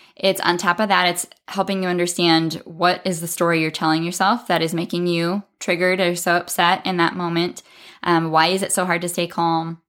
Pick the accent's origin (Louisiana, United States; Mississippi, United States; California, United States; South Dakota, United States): South Dakota, United States; I'm from South Dakota in the Midwest in the United States